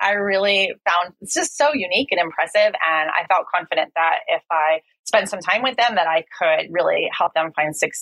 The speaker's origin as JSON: {"language": "English", "region": "New Jersey", "country": "United States", "also_born_or_lived": "East Coast, United States", "moved": "as an adult", "lives_now": "Finland", "said": "I'm originally from New Jersey"}